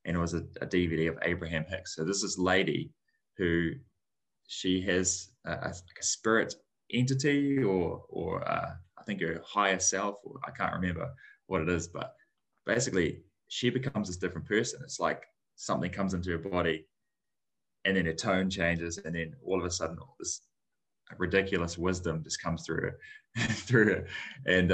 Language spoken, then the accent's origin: English; New Zealand; growing up in New Zealand, my dad is Māori, New Zealand Māori.